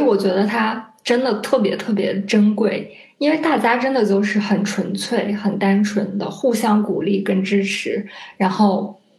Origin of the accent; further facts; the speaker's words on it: Qinghai, China; moved away; 我本来就是，呃，西北的人，就嗯。是我家是青海那边，我家那边就有很多山